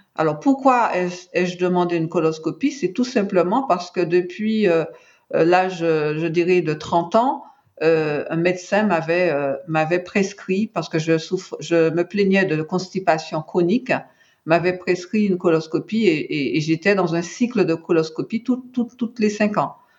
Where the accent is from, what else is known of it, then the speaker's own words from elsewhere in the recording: Martinique; je suis originaire de la Martinique